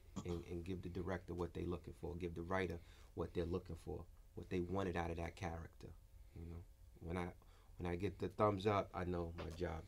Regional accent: Queens, New York, United States; And I'm like new to the Bronx. I'm from Queens.

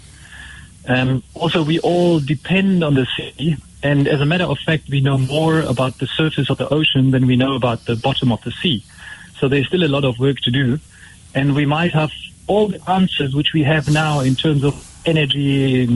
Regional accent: Germany; now in Port Elizabeth, South Africa; I'm from Germany originally, so I actually grew up far away from the sea.

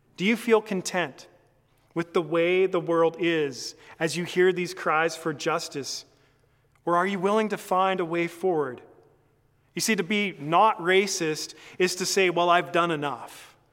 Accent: Canada; as a Canadian

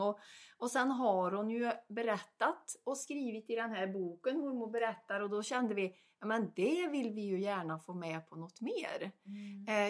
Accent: Värmland, Sweden; accent: Värmland dialect; jag har pratat värmländska

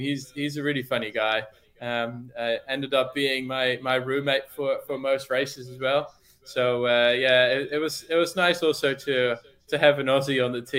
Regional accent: North Brabant, Netherlands; As a Dutch boy, obviously, I started riding my bike before I could walk it almost, and watching always Tour de France on TV, because that's just what you do, I guess, growing up in the Netherlands

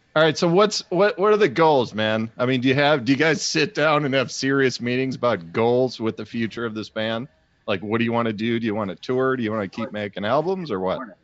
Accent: Chicago, Illinois, United States; I'm from Chicago.

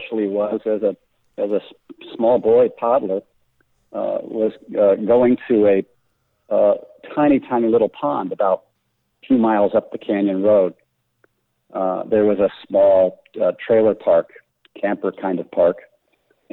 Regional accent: Denver, Colorado, United States; I grew up in Denver

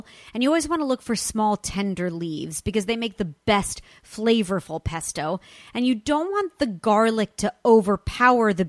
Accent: Los Angeles, California, United States; my hometown of Los Angeles, California, specifically Santa Monica

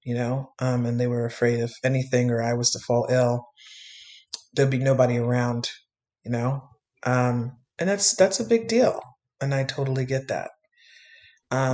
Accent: New York City, New York, United States; I was born and raised in New York my entire life

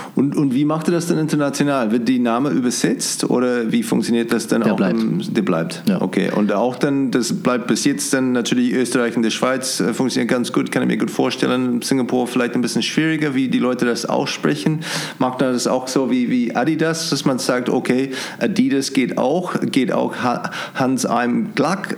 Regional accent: New Zealand; German is a second language; moved away as an adult; now in Munich, Germany; ich komme ursprünglich aus Neuseeland, da war schon in den 90er Jahren, waren schon Gourmet-Burgers überall. Als ich hier nach München gekommen bin, 2002

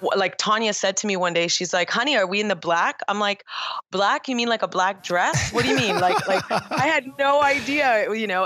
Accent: Toronto, Ontario, Canada; I was born and raised in Toronto, Canada

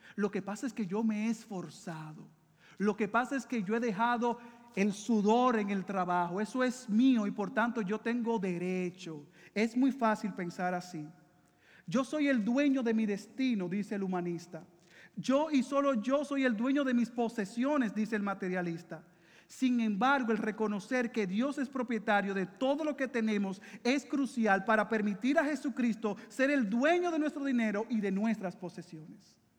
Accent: Dominican Republic; now in Puerto Rico; yo soy dominicano

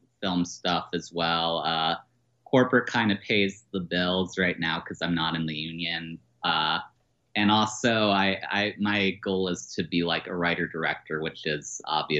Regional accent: Maryland, United States; I've been in Maryland most of my life

